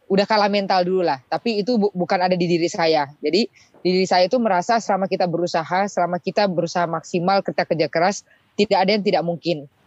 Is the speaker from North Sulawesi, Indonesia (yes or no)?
yes; Manado, North Sulawesi, Indonesia; born there; saya lahir di Manado. Eh, hitungannya daerah ya Pak ya karena biasanya itu eh, yang berprestasi berprestasi itu rata-rata di Jawa.